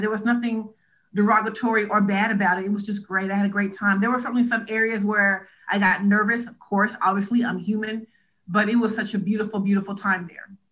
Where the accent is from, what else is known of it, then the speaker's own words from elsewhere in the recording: Huntsville, Alabama, United States; I am from Huntsville, Alabama